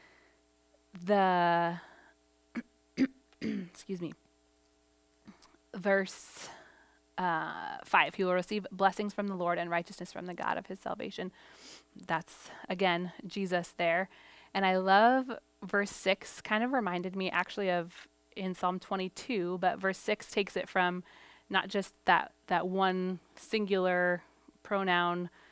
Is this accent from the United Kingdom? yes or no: no; Portugal; moved away; I grew up in Portugal.